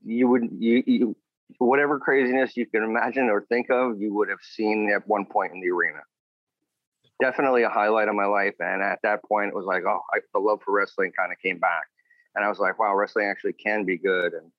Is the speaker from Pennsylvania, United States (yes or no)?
yes; Pennsylvania, United States; moved away; I'm originally from Pennsylvania